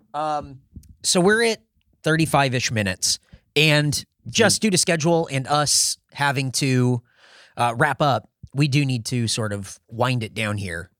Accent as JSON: {"language": "English", "town": "San Diego", "region": "California", "country": "United States", "tie": "born or raised there", "moved": "yes", "lives_now": "Austin, United States", "said": "growing up in San Diego, the city of San Diego is coastal"}